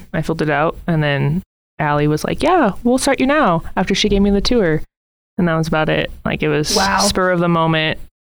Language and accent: English; Arvada, Colorado, United States; Arvada, Colorado.